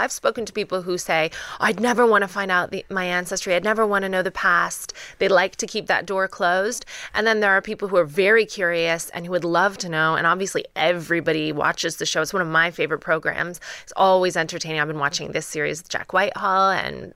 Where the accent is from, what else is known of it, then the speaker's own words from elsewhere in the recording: Canada; moved away; Canada, not where I'm born, I never speak highly about my hometown